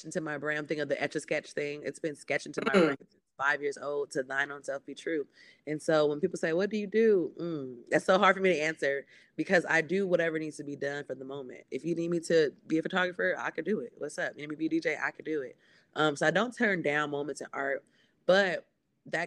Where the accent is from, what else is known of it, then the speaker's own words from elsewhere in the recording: Los Angeles, California, United States; I am born and raised in Los Scandalous, California